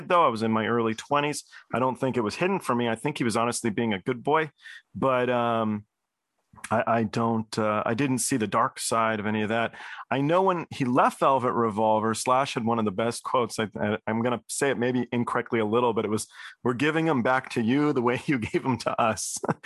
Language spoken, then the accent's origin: English; Cambridge, East of England, United Kingdom; moved away; I was born in Cambridge, England